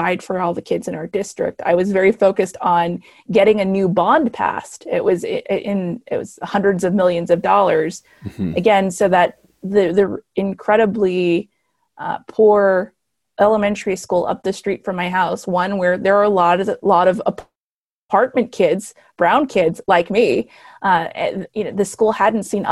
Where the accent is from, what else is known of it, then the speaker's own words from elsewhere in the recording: El Paso, Texas, United States; moved away as an adult; now in Dallas, United States; I was born in El Paso, Texas, to a Mexican mom